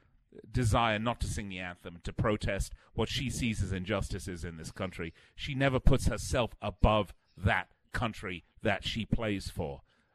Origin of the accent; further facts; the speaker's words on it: United Kingdom; moved away; being British